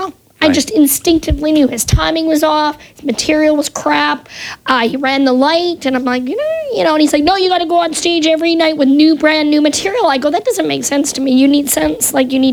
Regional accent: Winnipeg, Manitoba, Canada; moved away as an adult; now in United States; I grew up in Winnipeg, Manitoba, Canada, and not a lot of stuff going on there.

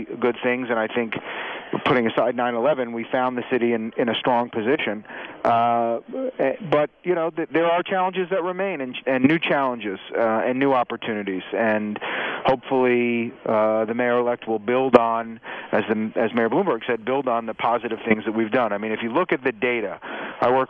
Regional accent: New York, United States; When I was growing up in New York, Lower Manhattan in the evenings was a ghost town

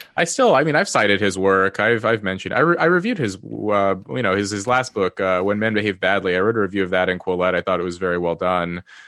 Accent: Los Angeles, California, United States; also born or lived in Yale; now in Cambridge, United Kingdom; I was born into poverty in Los Angeles.

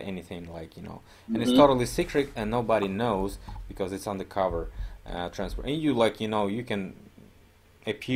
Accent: Omsk, Omsk Oblast, Russia; Omsk, my hometown

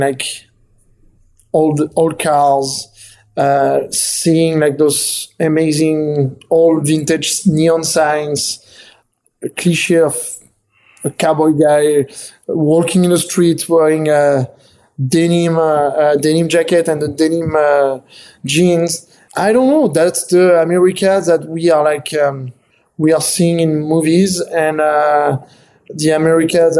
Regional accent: France; moved away as an adult; now in United States; I was born in France, but now I'm dual citizen. I'm also American

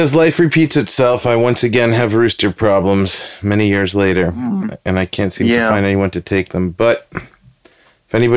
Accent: New York City, New York, United States; also born or lived in Bushwick, Brooklyn; I am originally from Queens.

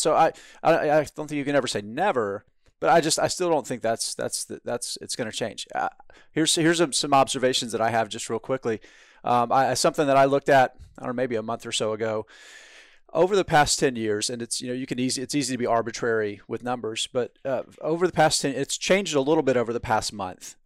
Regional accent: Moultrie, Georgia, United States; now in Southern California, United States; the hospital I was born at in Moultrie, Georgia

